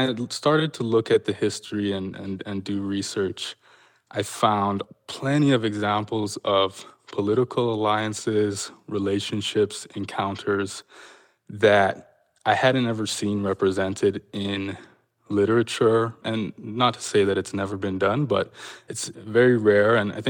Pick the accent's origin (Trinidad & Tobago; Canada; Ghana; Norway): Canada; It was certainly, you know, one of the narratives that I was brought up on as a kind of defining moment in Canada's history.